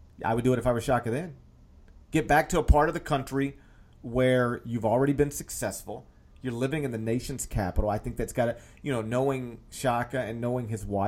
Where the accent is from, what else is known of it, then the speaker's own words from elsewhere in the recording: Memphis, Tennessee, United States; when I grew up in the Memphis area